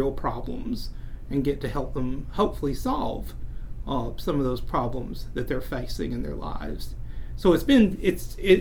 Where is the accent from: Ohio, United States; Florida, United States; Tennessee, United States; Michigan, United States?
Tennessee, United States; Meigs County; I grew up in Meigs County, which was about an hour and a half south of Knoxville